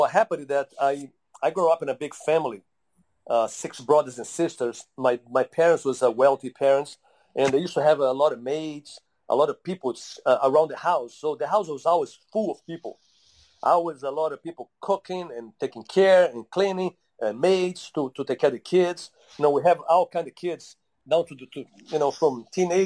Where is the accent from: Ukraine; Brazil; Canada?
Brazil; moved away; also born or lived in Utah; growing up in Brazil